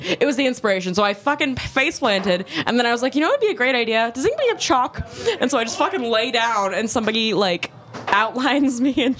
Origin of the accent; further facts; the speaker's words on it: Georgia, United States; I was born in Georgia.